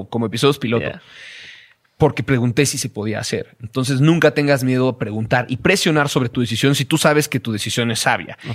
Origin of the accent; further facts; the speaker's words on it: Mexico; creciendo en México apenas y no teniendo un espacio de mayor difusión